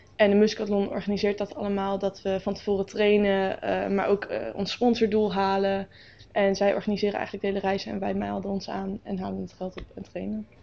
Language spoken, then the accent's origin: Dutch; Nijkerk, Gelderland, Netherlands; ik woon al altijd eigenlijk al in Nijkerk in dezelfde buurt.